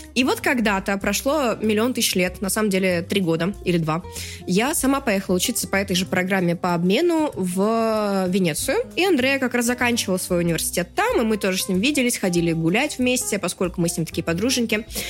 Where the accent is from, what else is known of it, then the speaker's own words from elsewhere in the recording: Astrakhan, Astrakhan Oblast, Russia; я, будучи человеком из Астрахани